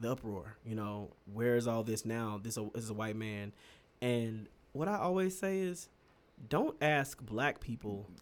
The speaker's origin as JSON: {"language": "English", "country": "United States", "said": "I'm gonna say this as an American"}